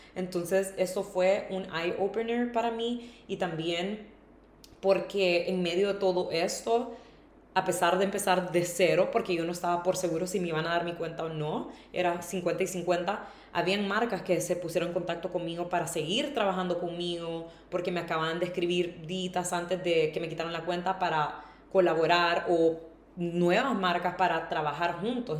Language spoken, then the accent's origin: Spanish; Honduras; moved away as an adult; also born or lived in Tegucigalpa; now in Madrid, Spain; irme de Honduras